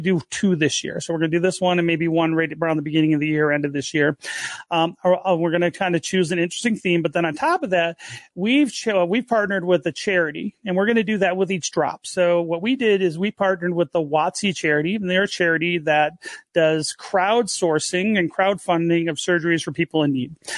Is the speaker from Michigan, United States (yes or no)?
yes; Detroit, Michigan, United States; I grew up in the Detroit area